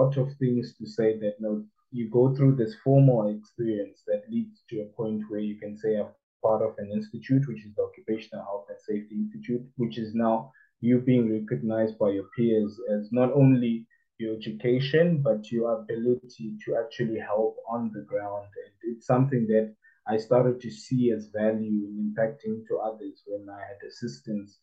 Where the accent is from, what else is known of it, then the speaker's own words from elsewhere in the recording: Harare, Zimbabwe; moved away; also born or lived in Cape Town / Dubai; I'm also from Harare, so we have business there, so that's home.